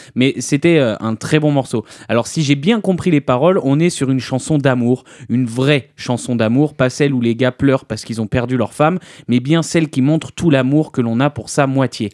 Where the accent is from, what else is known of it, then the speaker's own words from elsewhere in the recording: France; on est français.